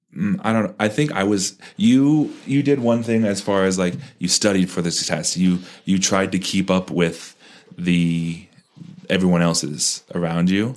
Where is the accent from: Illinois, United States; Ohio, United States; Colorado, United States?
Colorado, United States; Parker; when I grew up in Parker